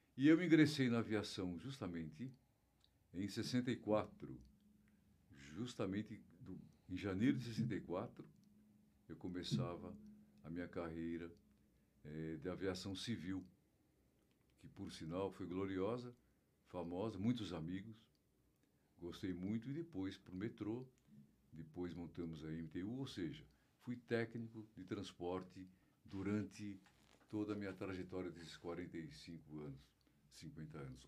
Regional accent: São Paulo, Brazil; Morávamos na Ibirapuera também

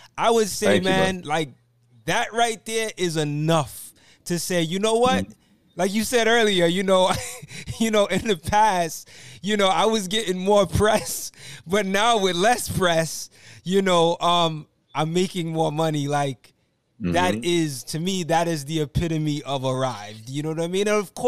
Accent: Brooklyn, New York, United States; And I'm from Brooklyn.

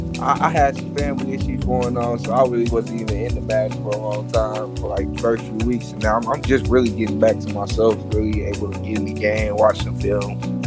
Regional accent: Detroit, Michigan, United States; I'm from Detroit, the west side.

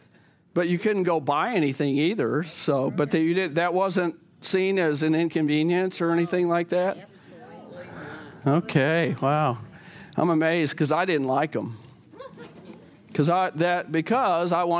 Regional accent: the South, United States; I grew up in the South, I remember it being in the South.

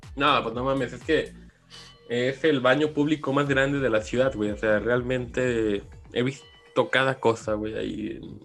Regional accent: Mexico; qué orgullo ser parte como mexicano

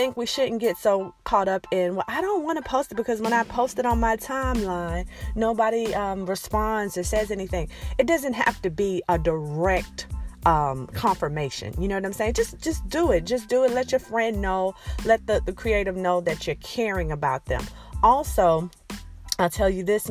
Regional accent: Alabama, United States; accent: Alabama twang, southern twang; moved away as an adult; I am from Alabama. I'm proud to be from Alabama. I've lived there most of my life

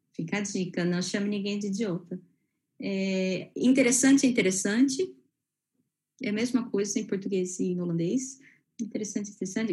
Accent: Brazil; moved away

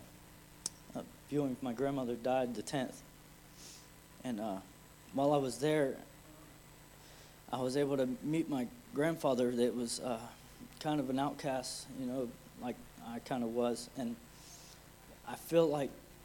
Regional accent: Plant City, Florida, United States; I'm from Plant City

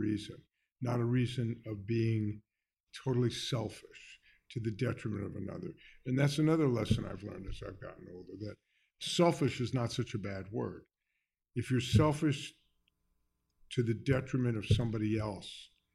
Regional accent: Miami Beach, Florida, United States; also born or lived in New York; I went to elementary school in Miami Beach.

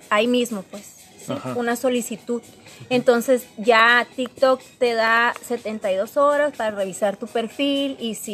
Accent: Mexico; Nosotros somos de México, pero más que nada la gente de tal ciudad o de tal país es la que más entra

